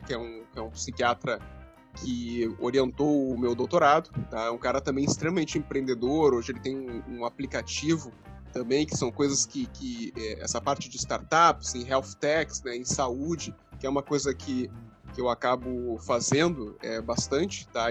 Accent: Rio Grande, Rio Grande do Sul, Brazil; Eu nasci em Rio Grande, aqui que é Rio Grande do Sul

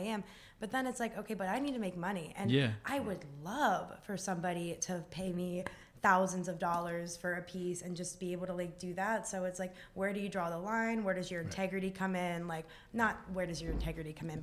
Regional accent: Waynesboro, Pennsylvania, United States; born or raised there; moved away as an adult; now in Pittsburgh, United States

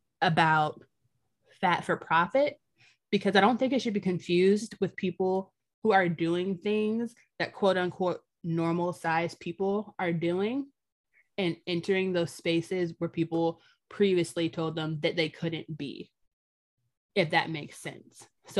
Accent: United States

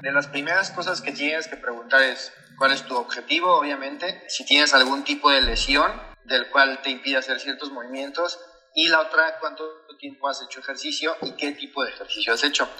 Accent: Veracruz, Mexico; moved away as an adult; me fui de Veracruz y todo, porque actualmente no vivo en Veracruz

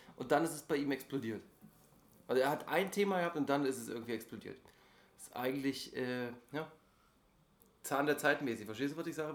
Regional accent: Germany; ich bin ja gerade der einzige äh, Deutsche

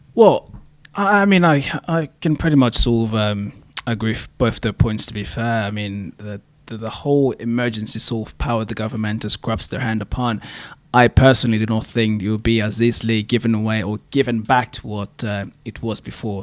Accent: DR Congo; moved away as an adult; now in Canada; I am actually from the Congo, to be fair, the Democratic Republic from the Congo. Um, been in Canada for about seven years

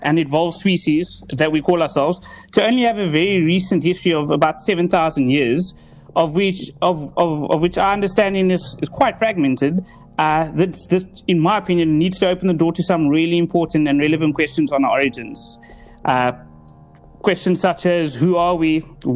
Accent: Cape Town, Western Cape, South Africa; I'm originally from Cape Town, South Africa

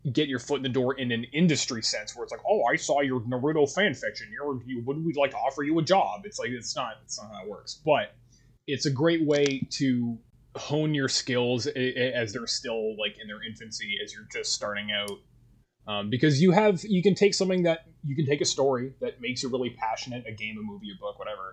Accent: Canada; accent: Canadian; my Canadian accent

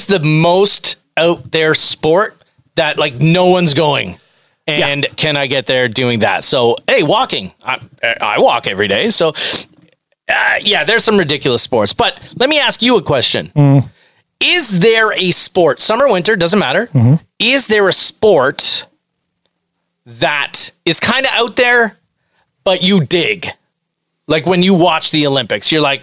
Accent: Canada; I'm very Canadian

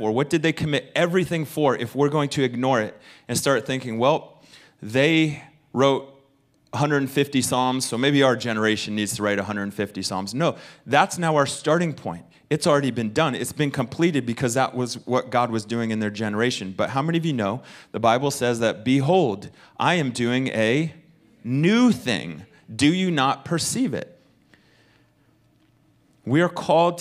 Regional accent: United States; I'm speaking as an American

